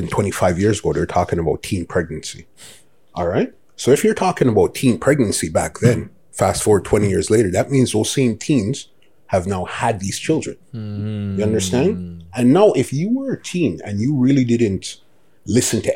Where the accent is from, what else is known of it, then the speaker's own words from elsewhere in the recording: Toronto, Ontario, Canada; also born or lived in Scarborough / East York; originally from Scarborough, well, East York. Mm. First, we was born downtown Toronto. We lived Blake Street until I was 12. Mm. And then we went to Scarborough when I was, 12, 13. And from been in Scarborough forever.